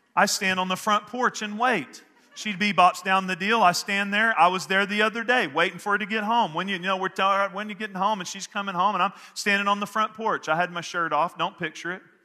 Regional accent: Northeast Texas, United States; where I grew up in Northeast Texas

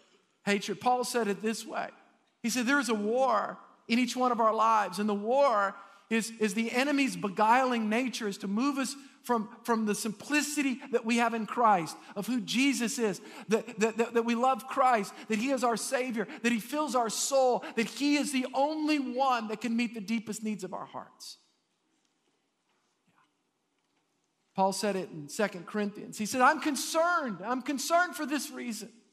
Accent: United States; I'm an American.

